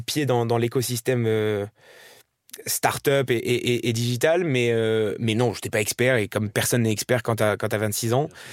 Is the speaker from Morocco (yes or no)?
yes; Marrakesh, Marrakesh-Safi, Morocco; moved away as an adult; also born or lived in Paris, France / Dubai, United Arab Emirates; je suis né, j'ai grandi à Marrakech